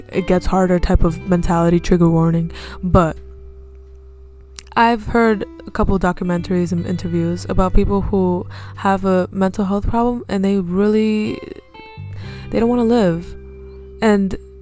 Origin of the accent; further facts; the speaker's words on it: United States; accent: American; we have an American accent.